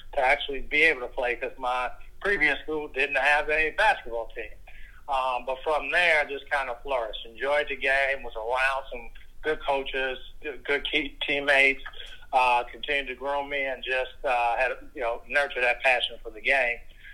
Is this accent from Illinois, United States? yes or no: yes; Chicago, Illinois, United States; I grew up in Chicago, played basketball in high school called De La Salle Institute, which is local